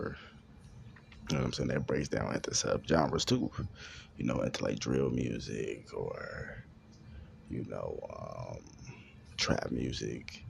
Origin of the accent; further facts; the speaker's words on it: Chicago, Illinois, United States; I'm from Chicago